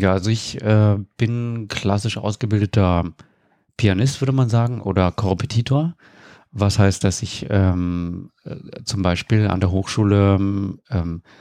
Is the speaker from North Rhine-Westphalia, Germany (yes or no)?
no; Berlin, Germany; also born or lived in Rostock; Genau, in Rostock geboren und in Berlin aufgewachsen.